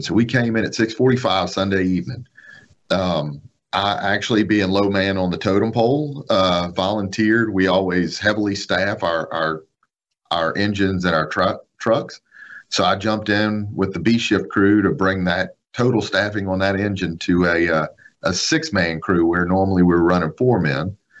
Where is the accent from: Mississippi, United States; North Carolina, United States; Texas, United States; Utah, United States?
Mississippi, United States; Biloxi; I was in uh, West Biloxi, uh, born and raised right uh, in Tanglewood subdivision out by Fatima Church